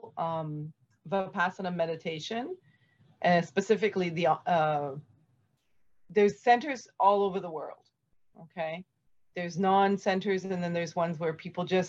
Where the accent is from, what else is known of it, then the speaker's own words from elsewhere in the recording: Canada; being Canadian